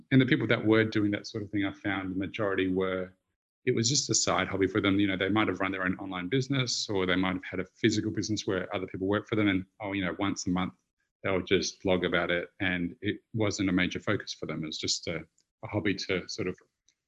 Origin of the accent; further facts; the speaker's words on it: Australia; moved away; I'm Australian